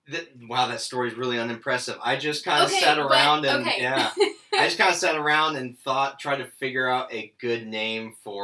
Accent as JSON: {"language": "English", "region": "Nebraska", "country": "United States", "moved": "yes", "lives_now": "Georgia, United States", "said": "And I'm originally from Nebraska."}